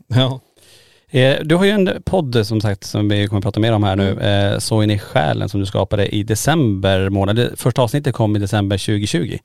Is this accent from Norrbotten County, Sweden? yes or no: yes; Kiruna, Norrbotten County, Sweden; vi är födda och uppvuxna i Kiruna